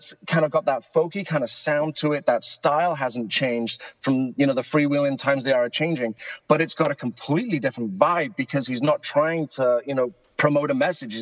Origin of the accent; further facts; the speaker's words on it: United Kingdom; now in Egg Harbor, United States; my voice gives it away that I'm not originally from South Jersey. I'm originally from the UK